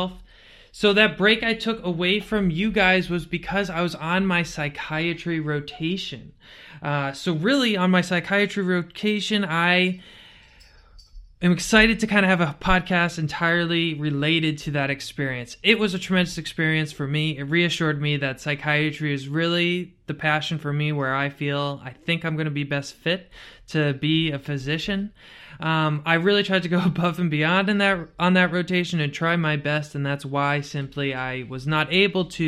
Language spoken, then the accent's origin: English; Connecticut, United States; a white boy from Connecticut